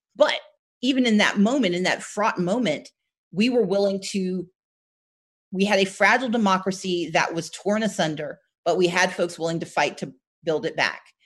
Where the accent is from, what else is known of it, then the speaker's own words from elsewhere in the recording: Gulfport, Mississippi, United States; also born or lived in Wisconsin; we all grew up in Gulfport, Mississippi